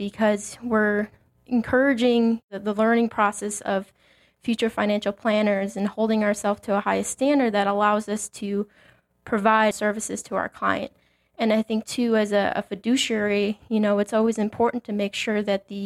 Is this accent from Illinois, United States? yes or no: yes; Mokena, Illinois, United States; moved away as an adult; also born or lived in Dubuque, Iowa; now in Valparaiso, United States; So I grew up in Mokena, Illinois, which is a south suburb of Chicago